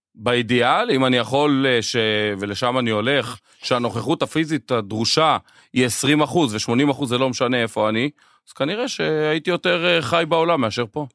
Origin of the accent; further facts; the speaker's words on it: Israel; אנחנו ישראלים ואוהבים וציונים